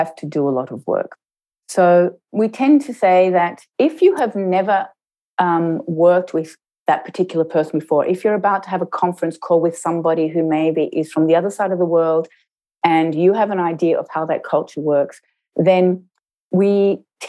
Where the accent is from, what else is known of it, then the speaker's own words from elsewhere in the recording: Australia; you can probably hear from my accent that I was brought up in Australia.